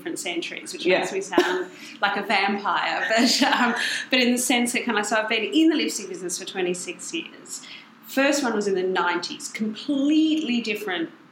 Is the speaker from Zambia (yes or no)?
no; Australia